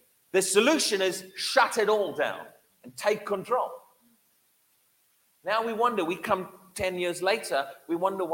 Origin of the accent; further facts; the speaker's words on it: Durban, KwaZulu-Natal, South Africa; moved away; I grew up in the tropical, right on Durban coastline in South Africa